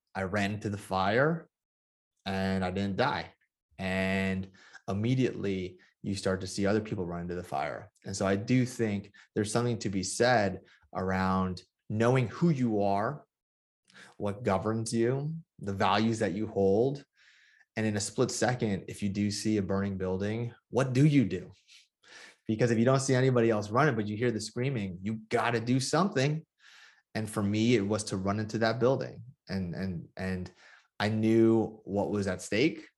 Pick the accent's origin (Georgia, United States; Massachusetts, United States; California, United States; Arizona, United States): California, United States; Bay Area; my hometown, um, in the Bay Area